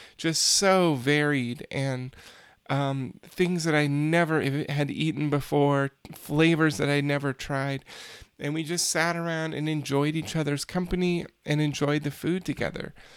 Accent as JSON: {"language": "English", "country": "United States", "said": "as an American citizen"}